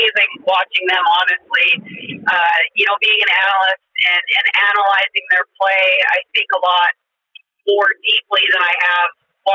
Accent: St. Albert, Alberta, Canada; I grew up in St. Albert, just outside of Edmonton, and grew up as a young kid going to Oilers games

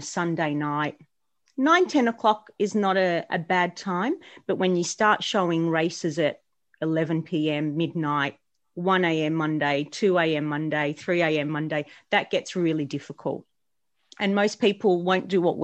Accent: Australia; being an Australian McLaren fan

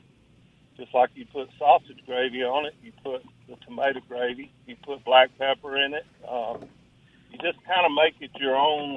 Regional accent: North Louisiana, United States; moved away as an adult; now in Mississippi, United States; I'm from North Louisiana, so with a bunch of rednecks

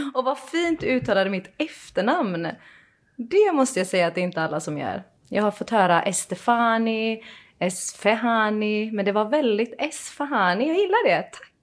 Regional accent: Iran; now in Sweden; Jag är ju från Iran och vi gillar ju väldigt mycket att dricka te

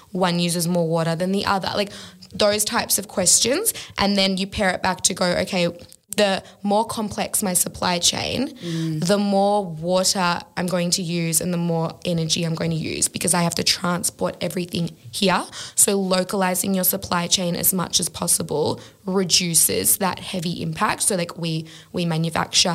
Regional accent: Australia; just being an Australian myself and having an Australian business

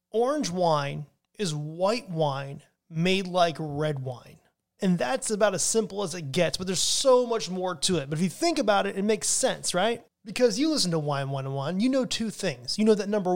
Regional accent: United States

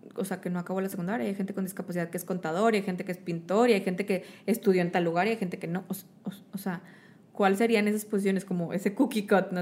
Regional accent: Mexico; soy mexicano, tengo pelo café

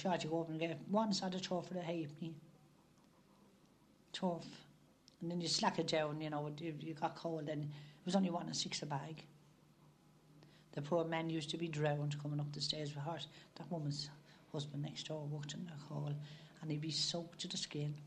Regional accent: Ireland; Born and raised in Mercer Street in 1915.

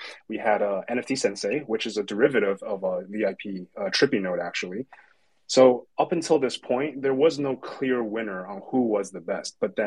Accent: Canada; I'm from Canada

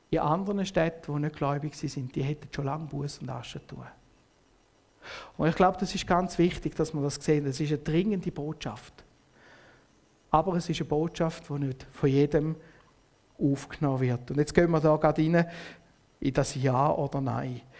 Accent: Switzerland; Und als Schweizer bist du ja immer alles ein bisschen, oder? Ein bisschen neutral.

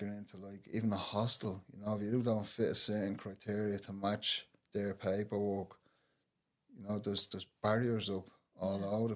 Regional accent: Dublin, Leinster, Ireland; I grew up in Henrietta Street

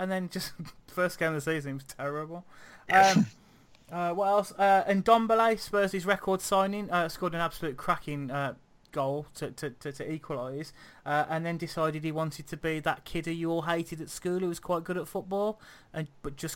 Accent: Wolverhampton, West Midlands, United Kingdom; I was born in Wolverhampton.

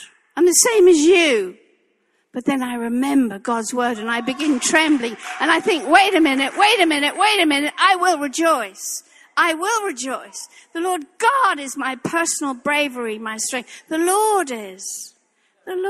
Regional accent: England, United Kingdom; moved away; this English girl

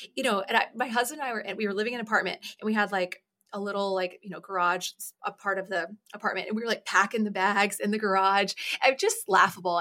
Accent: Atlanta, Georgia, United States; I was born in Atlanta, Georgia

